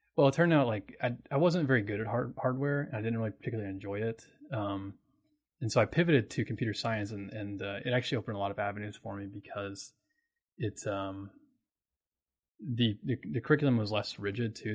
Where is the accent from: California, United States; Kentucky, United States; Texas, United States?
Kentucky, United States; Oldham County, near Louisville; I'm a Kentucky native. I'm from Louisville. I'm actually from Oldham County, um, which is like a little bit outside of Louisville